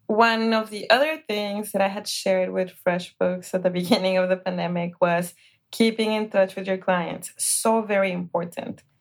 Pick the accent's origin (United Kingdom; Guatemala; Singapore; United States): Guatemala; moved away; I was born in Guatemala